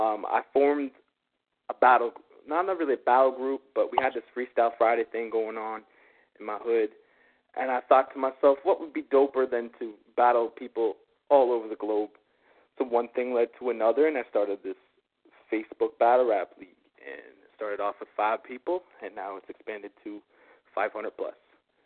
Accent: Canada; Well, being as is, I am Canadian right now, and I'm in Canada.

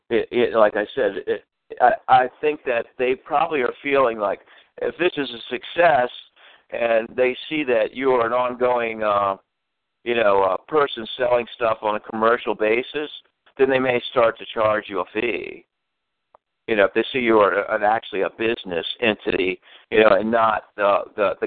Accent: Baltimore, Maryland, United States; my home state, Baltimore, Maryland

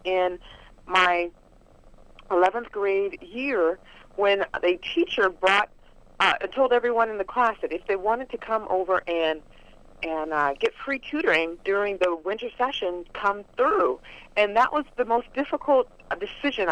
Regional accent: Los Angeles, California, United States; Growing up in South Central Los Angeles was not the easiest thing

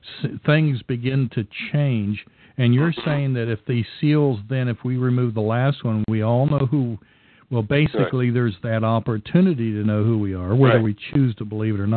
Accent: Scotland, United Kingdom; I'm Scottish

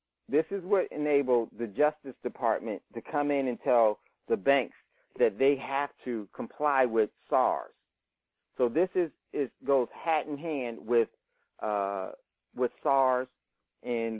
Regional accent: Hackensack, New Jersey, United States; moved away; I grew up in Hackensack

